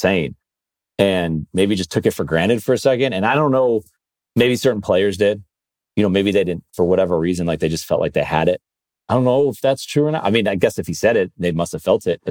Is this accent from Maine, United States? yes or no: no; Buffalo, New York, United States; I grew up in Buffalo